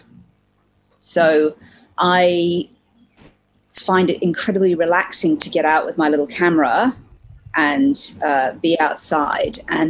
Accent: Hong Kong; also born or lived in New Zealand; I'm originally a Kiwi, a New Zealander. But I grew up in Hong Kong from the age of 3.

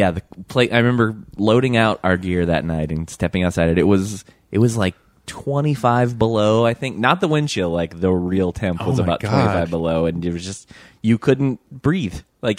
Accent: Michigan, United States; moved away; also born or lived in Virginia; I grew up in Michigan, but then also I spent a lot of time in Virginia.

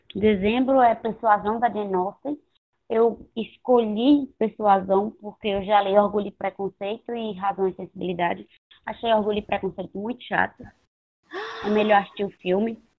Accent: Northeast Region, Brazil; eu sou nordestina

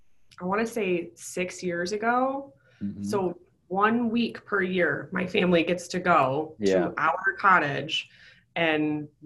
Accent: Buffalo, New York, United States; I'm from Buffalo.

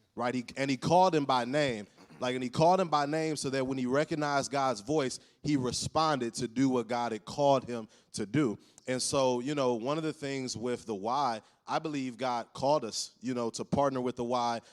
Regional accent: Cleveland, Ohio, United States; I'm from Cleveland, but working with the Cavs

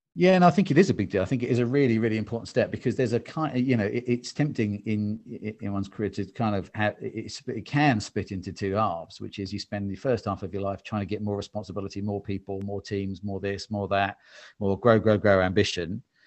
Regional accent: England, United Kingdom; I'm English-British

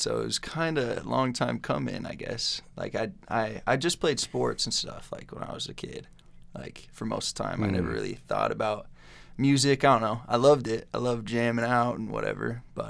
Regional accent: Pocatello, Idaho, United States; also born or lived in Chubbuck; I grew up in Pocatello. I've lived in Chubbuck, over in Chubbuck, like the longest time.

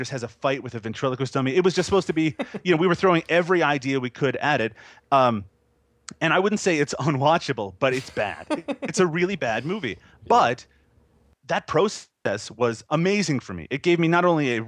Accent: Newfoundland and Labrador, Canada; when I was a teenager growing up in Newfoundland, which again, people don't know where that is either, but it's a very small province here in Canada

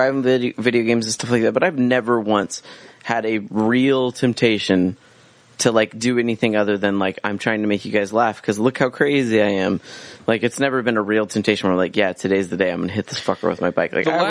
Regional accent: Central Valley, California, United States; I'm from the Central Valley.

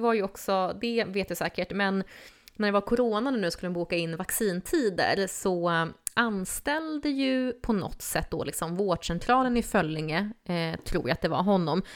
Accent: Stockholm, Stockholm County, Sweden; moved away; jag är uppvuxen i Stockholm.

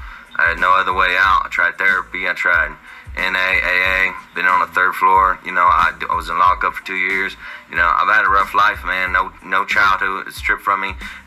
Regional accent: Joplin, Missouri, United States; I'm from Joplin, Missouri.

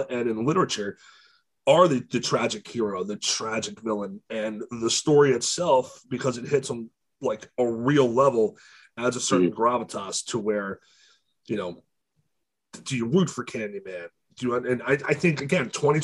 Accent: Baltimore, Maryland, United States; I grew up in Baltimore, like in the city, in the shitty parts

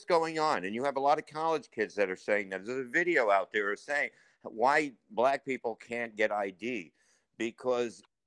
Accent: New York City, New York, United States; I grew up in Staten Island when it was nothing.

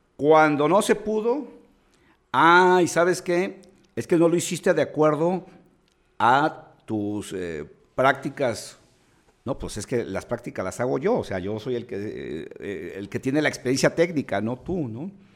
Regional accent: Mexico; busquemos como mexicanos

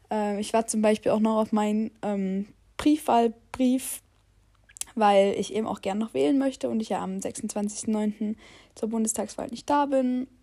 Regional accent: Saxony, Germany; Ich bin 19 Jahre alt und ich komme aus Sachsen

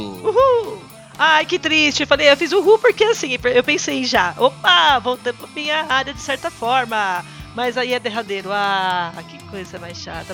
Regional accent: Brazil; Aqui no Brasil

